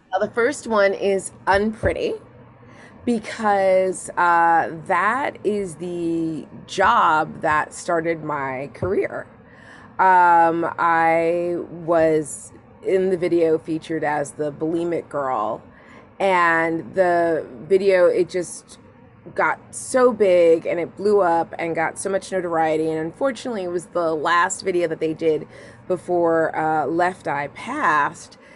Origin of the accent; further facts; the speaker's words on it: Long Island, New York, United States; I grew up on Long Island, like yeah, in the '90s, '80s and '90s.